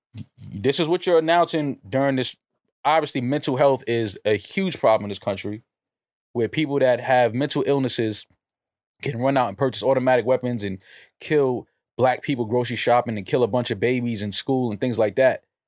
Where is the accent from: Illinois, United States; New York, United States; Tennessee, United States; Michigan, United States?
New York, United States; New York City; I was born in Manhattan. Like, yes, I'm from America